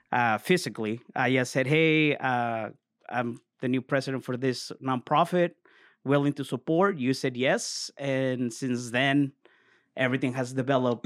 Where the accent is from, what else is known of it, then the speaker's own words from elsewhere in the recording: Mexico; moved away; born and raised in Mexico.